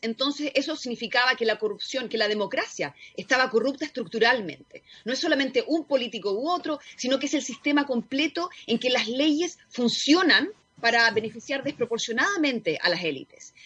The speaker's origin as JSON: {"language": "Spanish", "country": "Chile", "said": "yo vengo de Chile"}